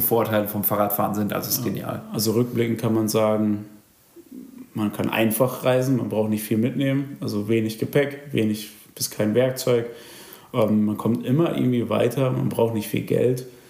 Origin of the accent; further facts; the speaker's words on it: Germany; dass ich aus Deutschland komme